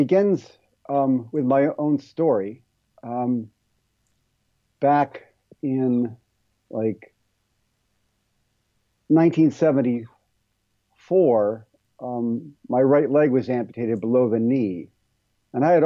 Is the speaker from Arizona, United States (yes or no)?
no; Ohio, United States; moved away as an adult; also born or lived in California; from where I grew up in Ohio